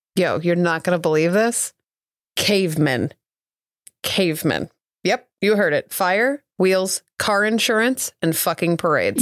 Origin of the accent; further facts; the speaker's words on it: Southeast Missouri, United States; as a child growing up in Southeast Missouri.